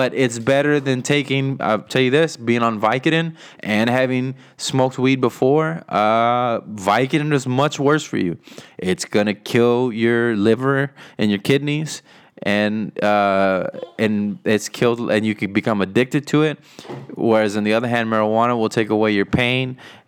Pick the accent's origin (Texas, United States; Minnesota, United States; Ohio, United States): Texas, United States; He's from the Valley. I'm from the Valley. If you don't know where the Valley is, then screw you. No. If you don't know where the Valley is, that is the bottom four counties. The bottom four counties of Texas, right there on the border.